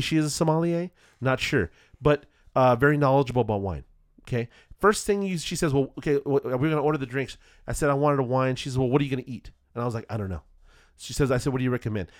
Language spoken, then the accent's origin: English; California, United States; I'm not from Boston I'm not from back east we're not going to come from the Cape hmm. you know um, we are uh, Californians